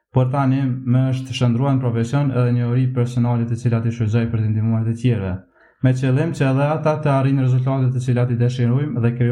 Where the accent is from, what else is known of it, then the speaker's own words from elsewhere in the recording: Drenas, Kosovo; Unë jam 20 vjeqar, jam nga Drenasi, Komuna Prishtines